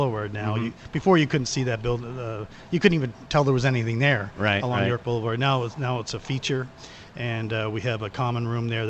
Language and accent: English; Hamilton, Ontario, Canada; I was born and raised in Hamilton, East End here